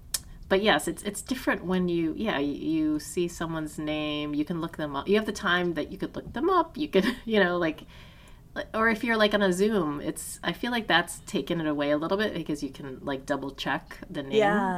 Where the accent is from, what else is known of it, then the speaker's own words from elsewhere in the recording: Taiwan; if I say, tell someone, like, oh, I'm from Taiwan